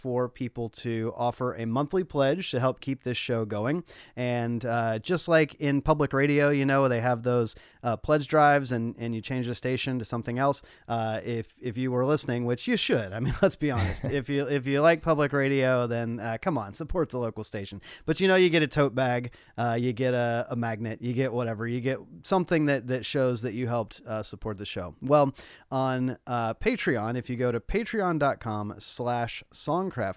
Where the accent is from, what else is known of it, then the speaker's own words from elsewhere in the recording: Nashville, Tennessee, United States; now in Los Angeles, United States; Paul and I are based in Los Angeles, but we grew up in Nashville